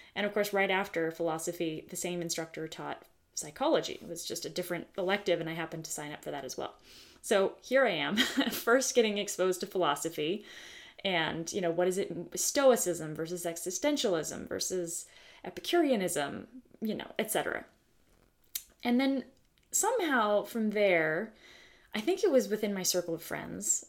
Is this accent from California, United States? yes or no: yes; the Bay Area, California, United States; having been born and raised in the United States of America, specifically California, specifically the Bay Area.